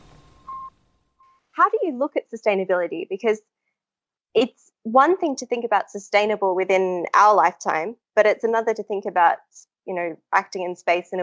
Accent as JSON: {"language": "English", "country": "Australia", "said": "As an Australian"}